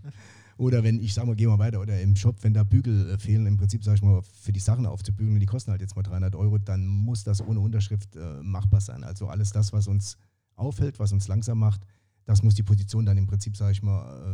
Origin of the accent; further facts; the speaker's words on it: Saarbrücken, Saarland, Germany; ich bin ja Saarbrücker